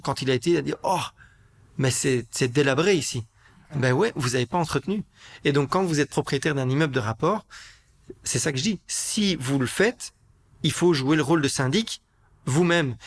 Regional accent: Brussels, Brussels-Capital Region, Belgium; je suis un Bruxellois, j'ai grandi à Bruxelles

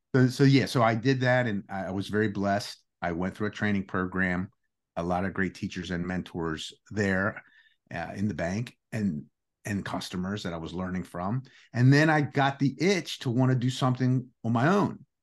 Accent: United States; first language Greek; English is a second language; also born or lived in Greece (ancestry); Our first language was Greek. Uh, we were sent to school. Uh, it was a different era back then.

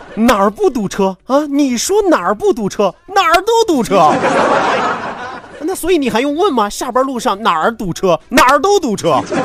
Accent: China; 作为一个中国人，作为一个堂堂正正的中国人

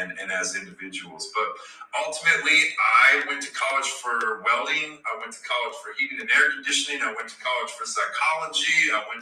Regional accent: Nebraska, United States; also born or lived in Yankton, South Dakota; I grew up in Nebraska

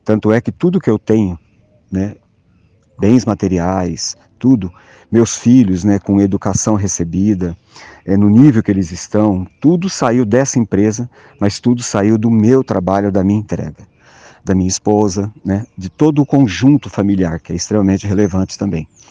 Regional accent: interior of São Paulo, Brazil; Eu, eu sou do interior de São Paulo, nasci numa cidade muito pequena, 12 mil habitantes

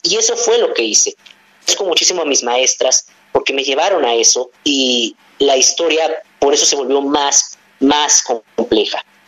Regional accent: Mexico; crecí con una gran diversidad de personas y de, cultura que me enseñaron aquí en mi país

